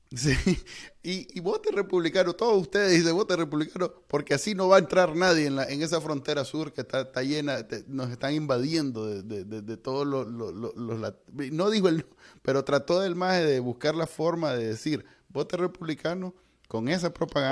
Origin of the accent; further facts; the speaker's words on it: Nicaragua; los latinos, nosotros, los nicaragüenses